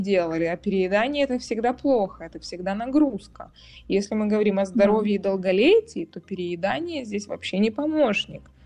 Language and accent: Russian; Kyiv, Ukraine; moved away as an adult; now in Germany; я выросла в Киеве